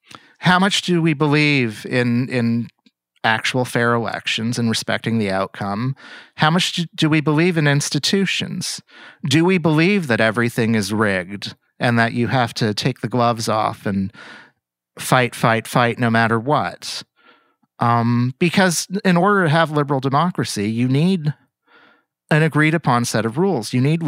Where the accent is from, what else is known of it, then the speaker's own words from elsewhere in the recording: Toronto, Ontario, Canada; I'm from Toronto.